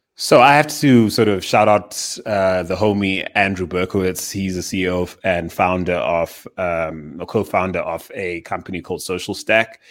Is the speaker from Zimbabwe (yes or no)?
yes; Zimbabwe; now in Johannesburg, South Africa; I was born in Zimbabwe in the southern, uh, part of Africa.